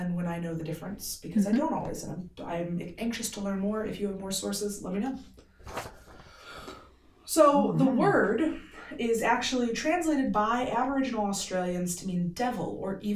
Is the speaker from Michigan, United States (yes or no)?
yes; Benton Harbor, Michigan, United States; we're a family from Benton Harbor.